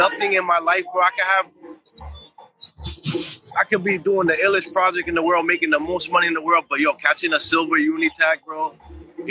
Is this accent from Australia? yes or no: no; New York City, New York, United States; I grew up in Bushwick, when I ended up doing my, like, 13, I call it my 13-year bid in Bushwick